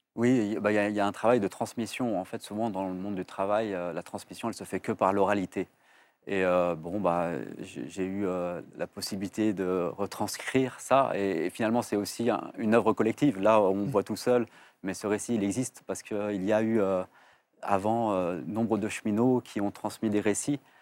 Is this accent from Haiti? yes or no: no; Vénissieux, Auvergne-Rhône-Alpes, France; j'ai grandi au Minguette et, en fait, ça a été une richesse incroyable parce qu'en fait, euh, c'est à Vénissieux, la banlieue lyonnaise